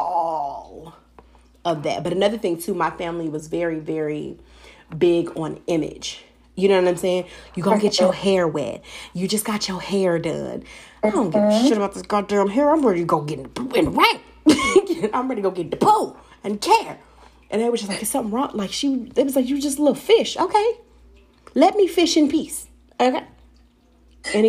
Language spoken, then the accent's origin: English; California, United States; I was born and raised in California